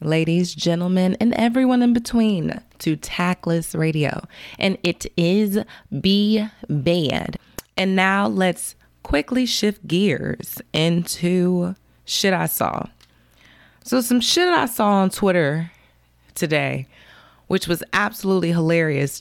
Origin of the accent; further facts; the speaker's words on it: Chicago, Illinois, United States; I'm from Chicago